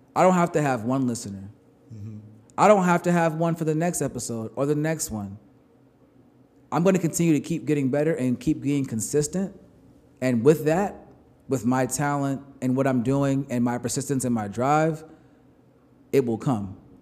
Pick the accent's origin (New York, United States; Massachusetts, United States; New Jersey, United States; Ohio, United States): New York, United States; I'm from New York